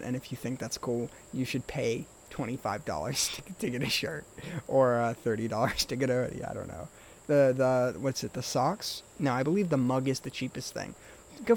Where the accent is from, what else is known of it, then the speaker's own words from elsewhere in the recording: United States; we as American people